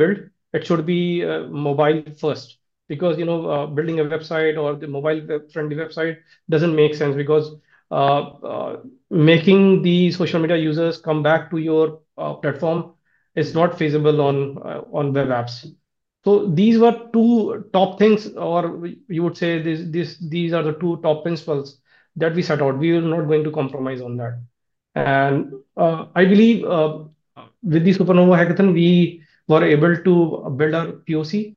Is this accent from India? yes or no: yes; India; I'm from India.